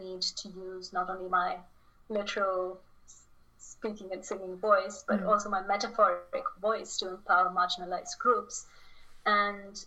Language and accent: English; Chennai, Tamil Nadu, India; moved away; back home in Chennai, India, my hometown.